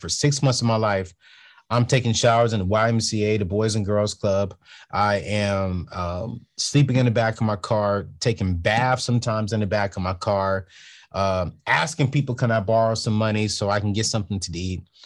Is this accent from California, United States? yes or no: yes; San Diego, California, United States; San Diego, California